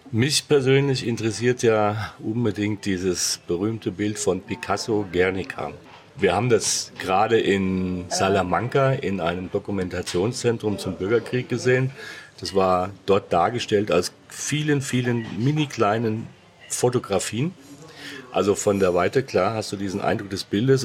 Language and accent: German; Hesse, Germany; ich bin gebürtiger Hesse, es gibt kein R in der Sprache bei uns